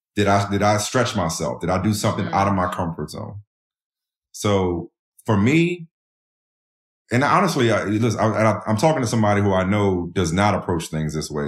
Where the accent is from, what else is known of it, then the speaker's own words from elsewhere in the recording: New Orleans, Louisiana, United States; moved away; also born or lived in Boston; growing up in New Orleans, the way I grew up